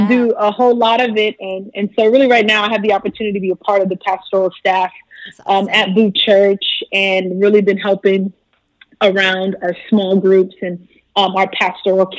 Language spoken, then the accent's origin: English; Brooklyn, New York, United States; moved away as an adult; now in Miami, United States; I grew up in Brooklyn